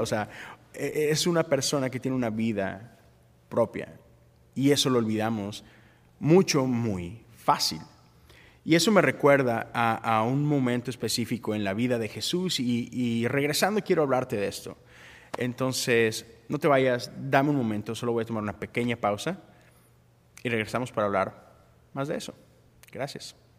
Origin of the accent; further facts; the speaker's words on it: Mexico; como mexicano